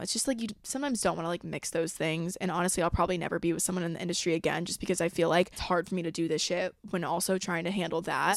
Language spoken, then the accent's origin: English; a suburb in Georgia, United States; moved away as an adult; also born or lived in Los Angeles; I'm from, like, a suburb in Georgia about an hour, thirty minutes away from Athens, U G A, where a lot of kids I went to school with and grew up with wound up going to school